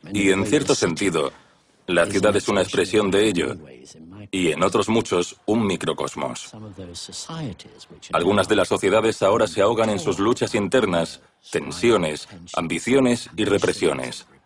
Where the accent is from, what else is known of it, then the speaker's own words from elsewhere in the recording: New York, United States; Crecí en Nueva York